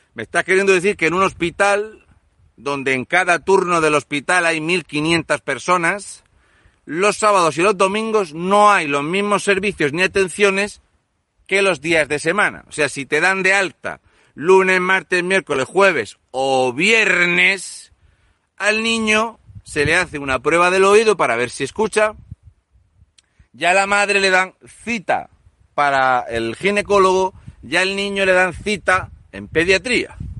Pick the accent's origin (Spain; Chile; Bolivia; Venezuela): Spain; Region of Murcia; Yo soy el murciano encabronado.